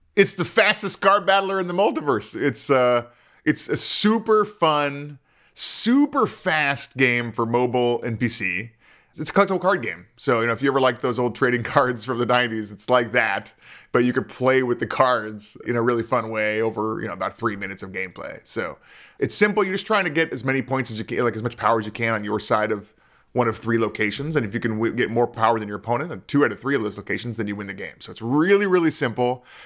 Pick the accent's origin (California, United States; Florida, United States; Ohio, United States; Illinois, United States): California, United States; Culver City; I grew up in Culver City.